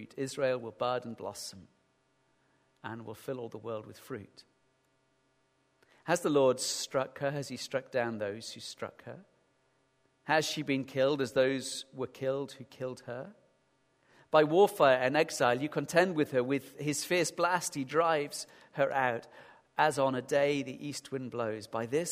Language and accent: English; Sheffield, Yorkshire and the Humber, United Kingdom; accent: northern; moved away; I remember growing up in Sheffield